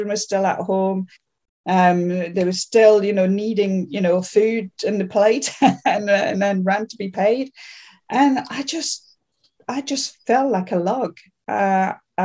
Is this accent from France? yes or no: yes; south of France, France; accent: French; English is a second language; moved away; also born or lived in Paris; I was born in Paris, but my parents decided it'd be a good idea to move down the south of France and open a restaurant